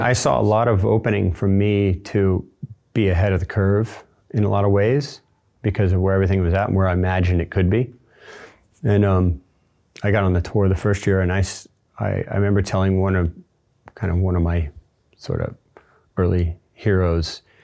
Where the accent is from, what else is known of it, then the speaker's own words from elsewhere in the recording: Space Coast, Florida, United States; I grew up on the Space Coast